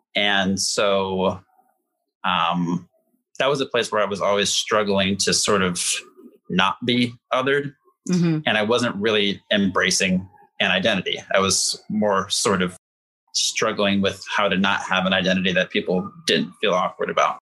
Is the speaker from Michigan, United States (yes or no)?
no; Indiana, United States; moved away as an adult; also born or lived in Gary, Indiana; now in Chicago, United States; I started out uh, close to Gary, Indiana. That's where mm. my hmm. mom's from. That's where my grandma still lives, and um, that was till like age 10, and then you know, through um, through age 18, when I left home, I was in a smaller town um, and more rural Indiana